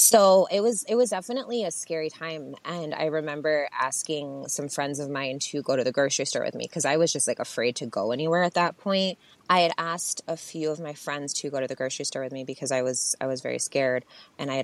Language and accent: English; Buffalo, New York, United States; I'm originally from Buffalo, New York. I was born there. I lived there until I was about 8 or 9, and then with both of my parents. And they separated, and I moved to my mom's hometown, which was a very small, more rural, predominantly white town